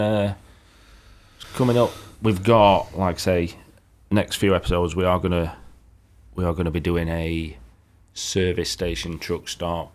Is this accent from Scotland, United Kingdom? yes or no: no; Yorkshire and the Humber, United Kingdom; we're from Yorkshire.